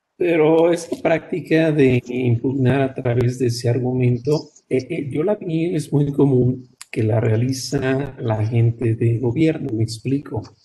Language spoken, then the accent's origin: Spanish; Mexico; somos mexicanos